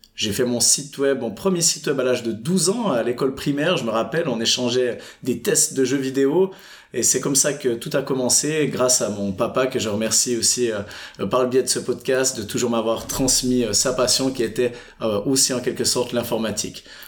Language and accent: French; Fribourg, Switzerland; j'habite et j'ai grandi pendant toute mon enfance à Fribourg